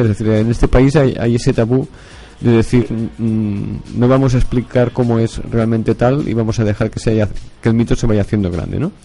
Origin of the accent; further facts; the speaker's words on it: Barcelona, Catalonia, Spain; yo soy de Barcelona